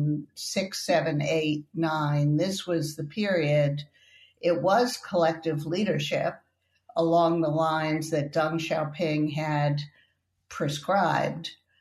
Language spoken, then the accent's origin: English; New York, United States; I'm from New York.